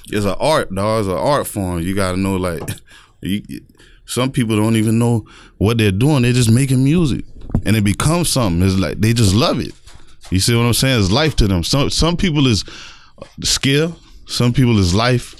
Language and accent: English; North Lauderdale, Florida, United States; Growing up in North Lauderdale